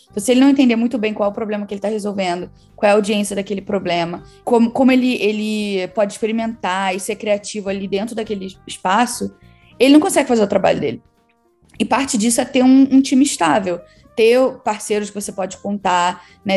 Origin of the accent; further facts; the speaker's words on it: Rio de Janeiro, Brazil; moved away as an adult; now in London, United Kingdom; Eu sou do Rio, mas no momento eu moro em Londres. Eu me mudei para cá há sete anos